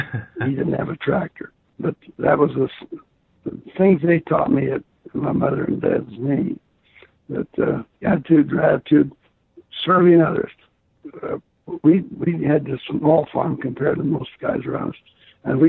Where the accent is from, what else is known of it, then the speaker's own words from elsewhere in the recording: Garland, Utah, United States; I was from Garland, Utah